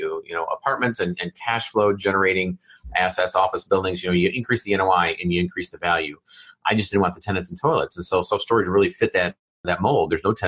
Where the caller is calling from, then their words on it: Fishers, Indiana, United States; Yeah, home is Fishers, Indiana, which is a suburb of Indianapolis, up on the northeast side of Indianapolis.